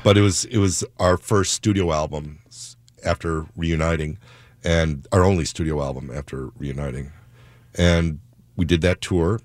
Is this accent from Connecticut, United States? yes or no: no; Chicago, Illinois, United States; now in Seattle, United States; I grew up in Chicago